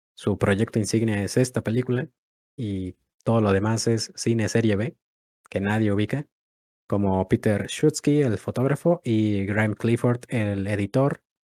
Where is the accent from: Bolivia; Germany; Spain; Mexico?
Mexico; si somos de México